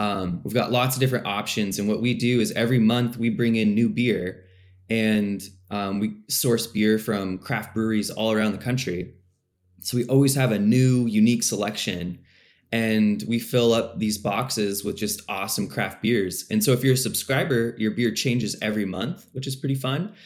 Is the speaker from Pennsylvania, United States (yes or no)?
no; Puyallup, Washington, United States; moved away as an adult; now in Bellingham, United States; I grew up on South Hill